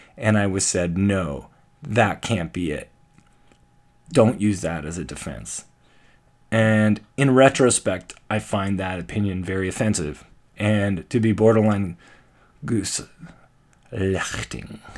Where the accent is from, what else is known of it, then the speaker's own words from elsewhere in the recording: Canada; I'm Canadian